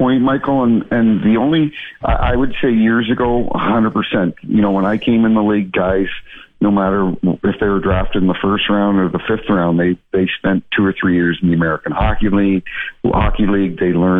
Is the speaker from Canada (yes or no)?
yes; Canada; moved away as an adult; also born or lived in Toronto; now in St. Louis, United States; growing up in Canada